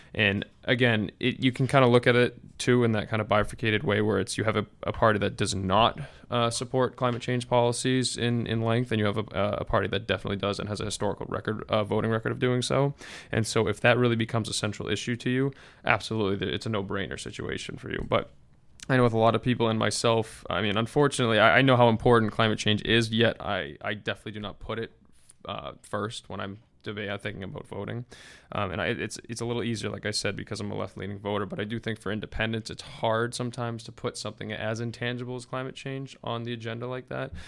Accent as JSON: {"language": "English", "region": "Massachusetts", "country": "United States", "said": "I'm from Massachusetts. I've had Elizabeth Warren as my senator for, for a long time now"}